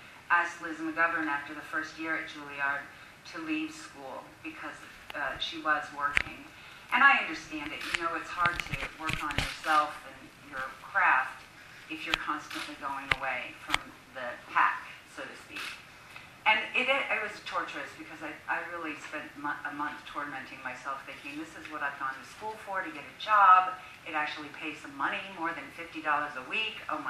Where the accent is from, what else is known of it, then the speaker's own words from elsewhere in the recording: Newport Beach, California, United States; moved away as an adult; also born or lived in New York / Key West / Moulton; I'm from Newport Beach